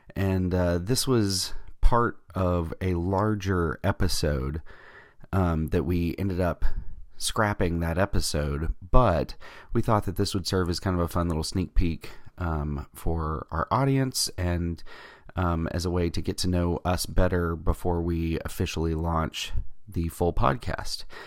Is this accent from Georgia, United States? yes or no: yes; Georgia, United States; I'm from Georgia